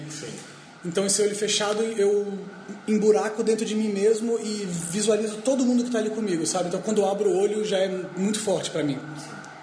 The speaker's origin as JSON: {"language": "Portuguese", "region": "Espírito Santo", "country": "Brazil", "tie": "born or raised there", "moved": "yes", "said": "Eu sou do Espírito Santo, é um lugar bem, bem pequeno."}